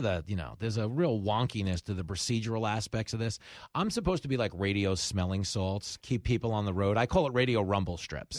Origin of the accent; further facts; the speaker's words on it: Levittown, New York, United States; what I grew up doing in Levittown